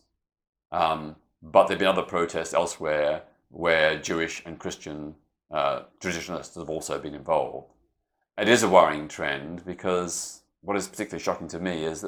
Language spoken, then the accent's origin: English; Melbourne, Victoria, Australia; my hometown of Melbourne, Australia